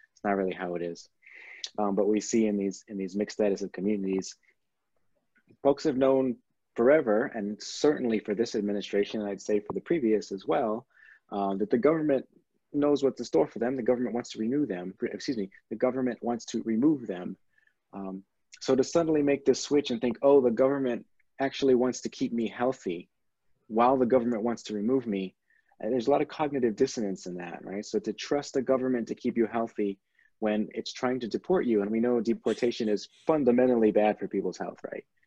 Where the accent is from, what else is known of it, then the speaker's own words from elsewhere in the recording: San Antonio, Texas, United States; moved away as an adult; now in Michigan, United States; I'm originally from Texas. My mother was born in Mexico. Most of my family is either in Mexico or in Texas or now in Michigan. Um, so I have experience living in a largely Latino community in the South uh, for my first 18 years of my life